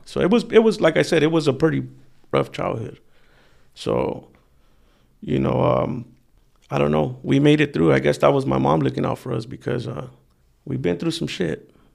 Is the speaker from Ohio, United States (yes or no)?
no; Wilmington, California, United States; I grew up in Wilmington